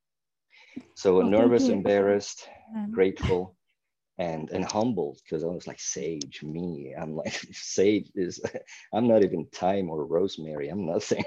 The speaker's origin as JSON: {"language": "English", "town": "Milan", "region": "Lombardy", "country": "Italy", "tie": "born or raised there", "first_language": "Italian", "second_language": "English", "moved": "yes", "said": "I was born in 1975 in Milan, Italy."}